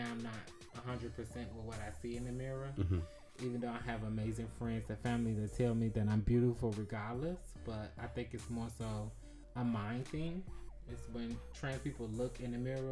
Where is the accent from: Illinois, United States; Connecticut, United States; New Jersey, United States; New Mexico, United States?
Illinois, United States; Chicago; Born and raised in Chicago, Illinois